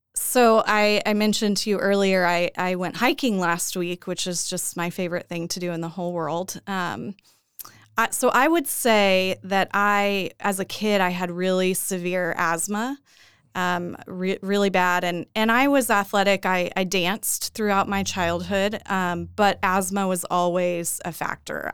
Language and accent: English; Edmond, Oklahoma, United States; I grew up here in Oklahoma, uh, born and raised in Edmond